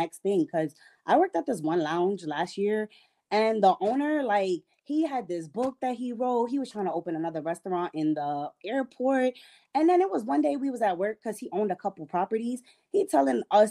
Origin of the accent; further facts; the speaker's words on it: New York City, New York, United States; now in Georgia, United States; I'm from New York City